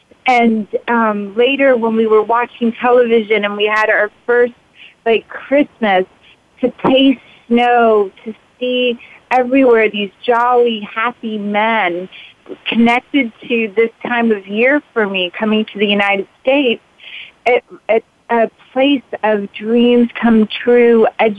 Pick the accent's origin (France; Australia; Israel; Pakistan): Pakistan; I was born in Pakistan right around this time. My father started watching Elvis movies and Bob Hope movies. We were one of the first homes in our village to have television.